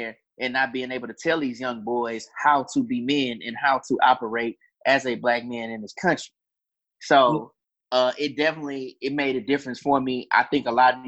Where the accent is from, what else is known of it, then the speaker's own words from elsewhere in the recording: Houston, Texas, United States; I'm from Houston, Texas